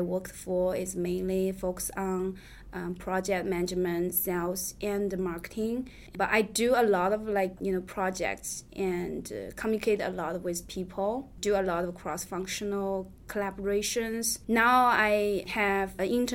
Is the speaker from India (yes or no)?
no; China; English is a second language; moved away as an adult; now in United States; I'm from China